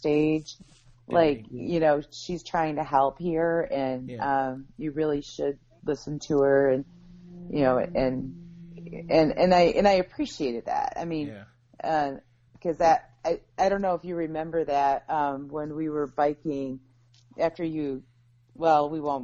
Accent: United States; this American girl

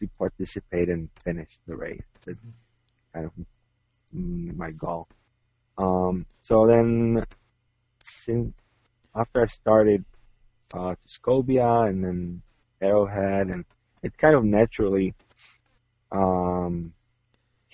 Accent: Czechia; moved away; I'm originally from Czech Republic

